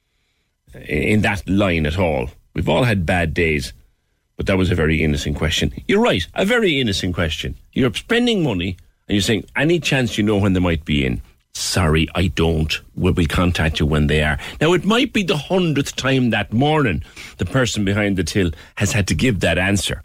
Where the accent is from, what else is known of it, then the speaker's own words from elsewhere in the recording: Ireland; Being Irish